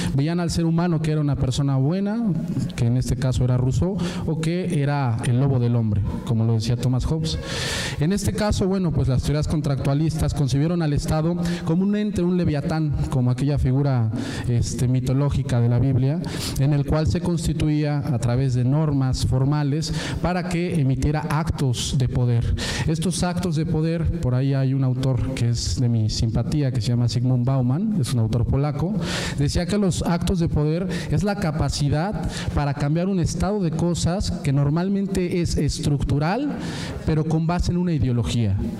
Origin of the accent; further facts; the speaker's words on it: Puebla, Mexico; Yo que vengo de Puebla